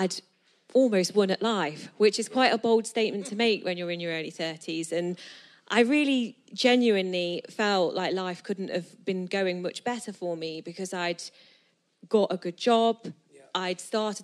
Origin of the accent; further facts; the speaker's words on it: Nottingham, East Midlands, United Kingdom; moved away as an adult; also born or lived in south of England; now in Nottingham, United Kingdom; I'm from Nottingham